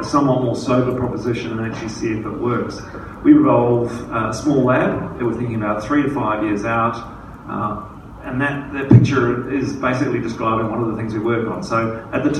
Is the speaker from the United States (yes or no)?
no; New Zealand; now in Australia; being a Kiwi